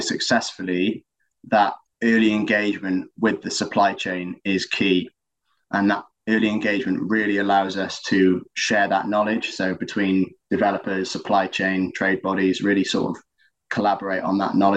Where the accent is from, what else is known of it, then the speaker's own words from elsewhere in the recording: Pembrokeshire, Wales, United Kingdom; I'm from Pembrokeshire in Wales, very lucky to have spent most of my life there